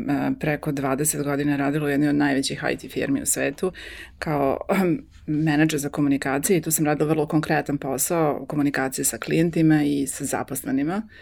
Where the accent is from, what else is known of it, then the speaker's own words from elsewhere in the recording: Serbia; moved away; naš povratak mog supruga i mene prošle godine ovde u Srbiju